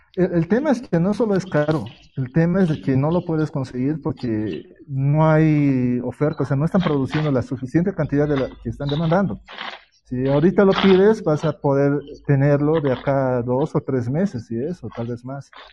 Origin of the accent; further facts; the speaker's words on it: Bolivia; yo soy de Bolivia